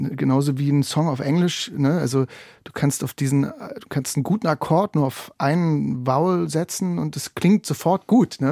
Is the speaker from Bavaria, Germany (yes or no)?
no; Anklam, Mecklenburg-Vorpommern, Germany; Ich bin geboren in Anklam